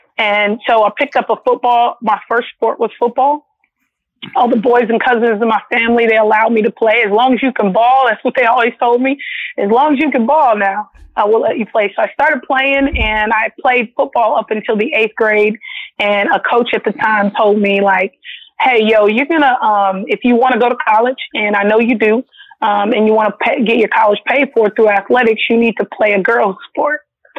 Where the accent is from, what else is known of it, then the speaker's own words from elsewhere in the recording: Los Angeles, California, United States; Yes, I am actually born and raised in Los Angeles, California, mm-hmm. but I'm born to a Southern queen and a Southern king. My mother and father are both from, my dad's from Pine Bluff, Arkansas, and my mom's from Little Rock.